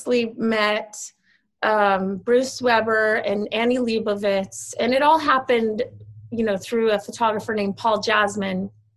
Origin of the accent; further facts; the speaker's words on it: Sweden; moved away; I grew up in Sweden because my dad is Swedish. So when I was 10, we moved to Sweden